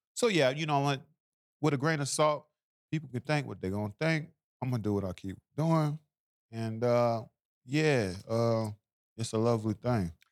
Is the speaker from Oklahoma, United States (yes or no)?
yes; Tulsa, Oklahoma, United States; I'm from Oklahoma